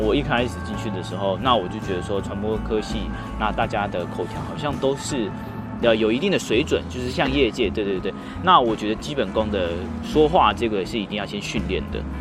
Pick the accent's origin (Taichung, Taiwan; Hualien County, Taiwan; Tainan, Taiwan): Hualien County, Taiwan; moved away as an adult; now in Taipei, Taiwan; 如果我在花莲